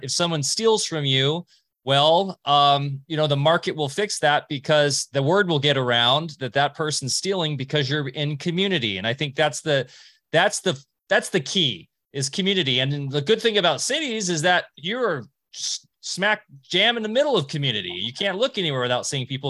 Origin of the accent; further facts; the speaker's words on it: Huntington Beach, California, United States; I grew up in Orange County, California, like Beach City, Huntington Beach